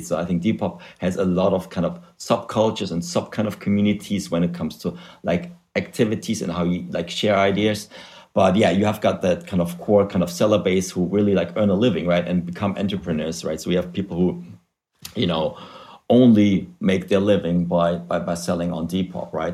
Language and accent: English; Germany; English is a second language; moved away as an adult; also born or lived in Spain / Africa / United States; now in London, United Kingdom; as you can hear from my weird accent, uh, I'm originally from Germany where I study economics, but I left, uh, gosh, uh, eternity ago, I think over 15 years ago